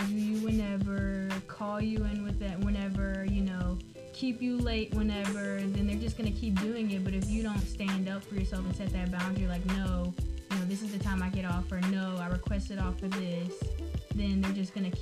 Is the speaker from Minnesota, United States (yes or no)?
no; Baton Rouge, Louisiana, United States; I am from Baton Rouge, Louisiana. And I attend LSU